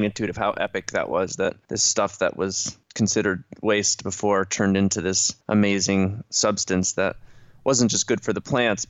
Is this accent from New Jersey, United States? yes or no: no; Ithaca, New York, United States; Ithaca, my hometown